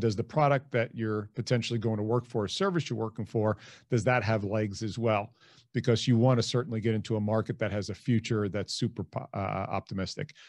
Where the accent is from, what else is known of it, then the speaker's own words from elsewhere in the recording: Hicksville, New York, United States; moved away as an adult; also born or lived in Dayton, Ohio; I'm originally from Hicksville, New York, which is on Long Island. Uh, grew up there